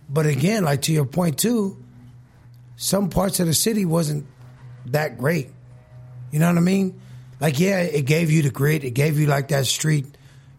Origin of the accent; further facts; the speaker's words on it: San Francisco, California, United States; I'm part of Lakeview too, man. My family went to Sheridan. I grew up on Minerva.